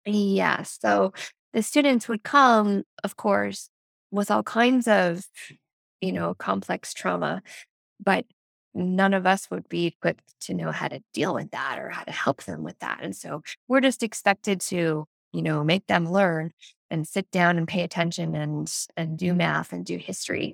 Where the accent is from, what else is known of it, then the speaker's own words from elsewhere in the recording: Nova Scotia, Canada; now in Ontario, Canada; I'm actually from the East Coast of Canada. So, I'm from the province of Nova Scotia, which is just north of Maine.